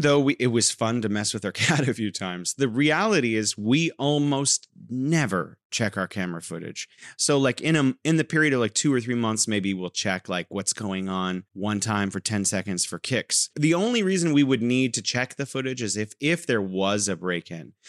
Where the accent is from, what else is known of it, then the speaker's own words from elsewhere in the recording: California, United States; now in Wuhan, China; I'm originally from California, and now I'm living in beautiful Wuhan, China